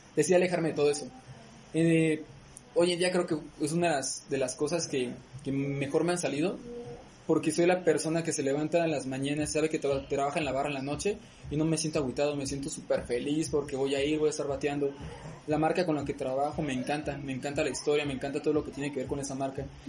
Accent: Morelia, Michoacán, Mexico; soy de aquí de Morelia.

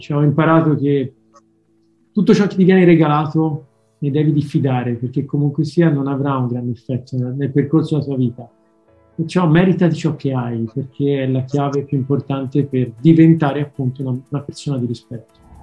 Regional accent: Florence, Tuscany, Italy; in toscano proprio, che io sono di Firenze

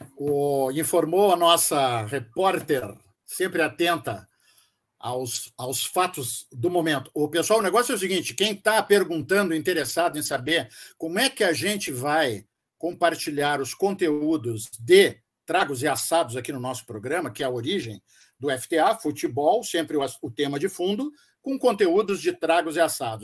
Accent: Rio Grande do Sul, Brazil; nós somos gaúchos

